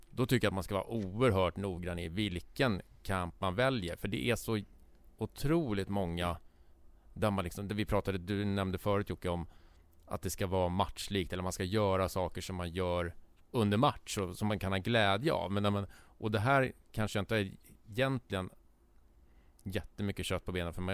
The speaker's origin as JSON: {"language": "Swedish", "town": "Stockholm", "region": "Stockholm County", "country": "Sweden", "said": "vi som stockholmare"}